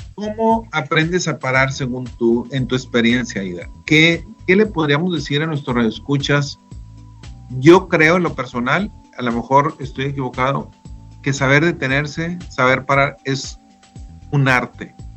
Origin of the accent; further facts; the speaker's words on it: Delicias, Chihuahua, Mexico; yo soy de Delicia, Chihuahua